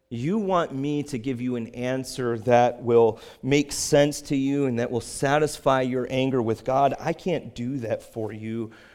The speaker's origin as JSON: {"language": "English", "area": "Cape Cod", "region": "Massachusetts", "country": "United States", "said": "I was from Cape Cod and that I'm a pastor there"}